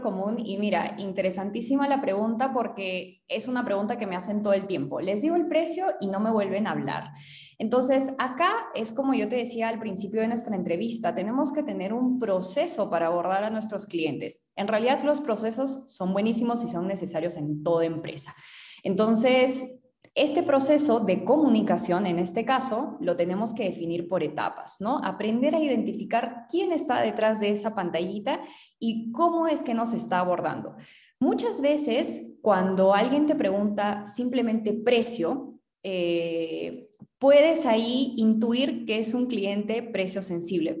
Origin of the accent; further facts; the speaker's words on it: Arequipa, Peru; also born or lived in Manchester; yo soy de Arequipa